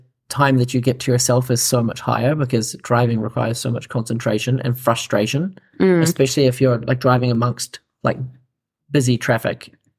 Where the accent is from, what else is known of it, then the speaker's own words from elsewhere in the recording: New Zealand; maybe that's just because I'm biased from New Zealand